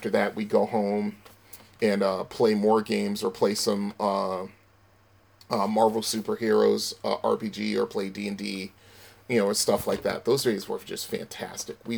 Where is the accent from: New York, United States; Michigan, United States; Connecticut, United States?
Connecticut, United States; Bridgeport; my hometown of Bridgeport, Connecticut